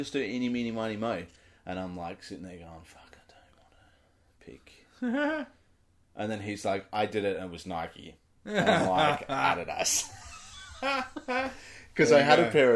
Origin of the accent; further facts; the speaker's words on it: Australia; I'm Australian. I'm an Australian who doesn't follow NBA